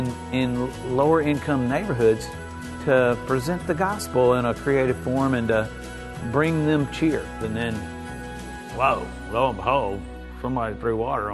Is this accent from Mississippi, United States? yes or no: yes; Mississippi, United States; I am from Mississippi. I do know about hayride in the country.